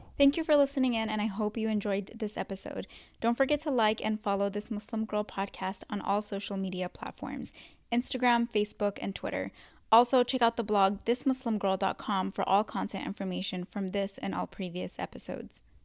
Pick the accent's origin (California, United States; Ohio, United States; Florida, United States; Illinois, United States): California, United States; also born or lived in Yemen; I was born in Yemen, um, but raised in California my whole life since I was two